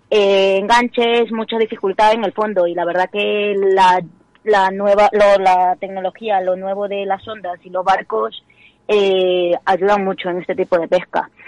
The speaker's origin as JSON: {"language": "Spanish", "town": "Febreros", "region": "Castile and León", "country": "Spain", "said": "yo soy de Febreros, de Ávila"}